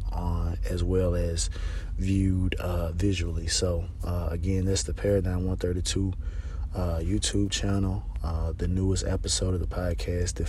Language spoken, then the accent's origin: English; Mississippi, United States; I'm from Mississippi. I'm in the South, right?